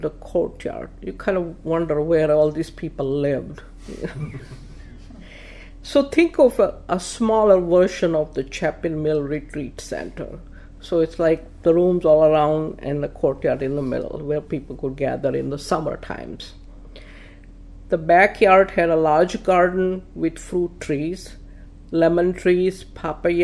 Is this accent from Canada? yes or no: no; Palanpur, Gujarat, India; first language Gujarati; English is a second language; moved away as an adult; also born or lived in Hudson, Ohio / Akron, Ohio / Toledo, Ohio; now in Rochester, United States; Palanpur is a small town in state of Gujarat